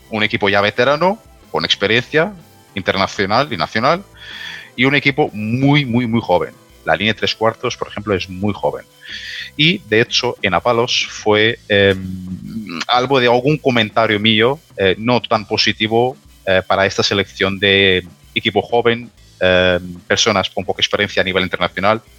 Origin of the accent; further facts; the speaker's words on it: Portugal; Spanish is a second language; Ya sé que soy portugués y voy a decirlo todo lo bien de Portugal